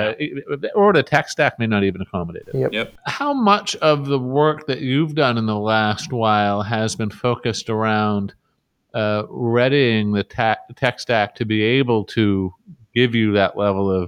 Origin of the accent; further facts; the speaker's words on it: Canada; as a Canadian